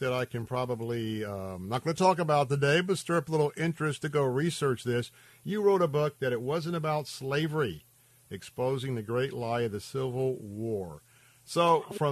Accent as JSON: {"language": "English", "area": "the South", "region": "Southern United States", "country": "United States", "said": "I'm a Southerner, and that a lot of my families were Southerners."}